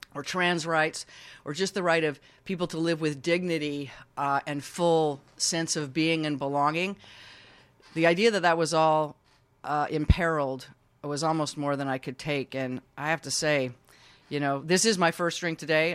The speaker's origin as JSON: {"language": "English", "region": "Utah", "country": "United States", "tie": "born or raised there", "also_born_or_lived": "San Francisco", "moved": "as an adult", "said": "I grew up Mormon in Utah"}